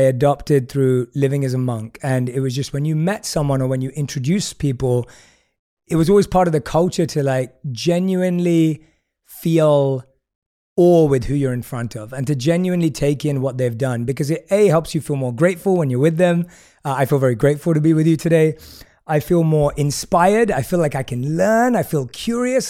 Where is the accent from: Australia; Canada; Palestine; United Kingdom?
United Kingdom; London; moved away as an adult; We're both born and raised in London.